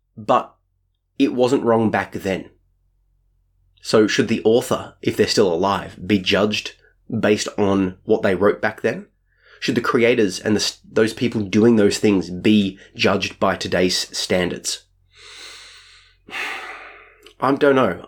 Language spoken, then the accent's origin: English; Australia; I'm Australian